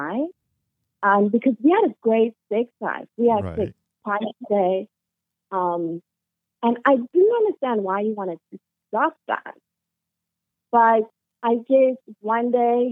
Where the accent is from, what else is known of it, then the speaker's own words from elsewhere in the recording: South Africa; moved away as an adult; now in Canada; I'm South African